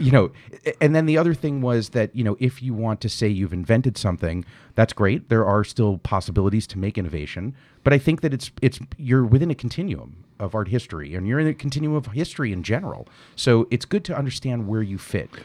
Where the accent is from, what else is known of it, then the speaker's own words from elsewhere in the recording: New York, United States; I grew up in New York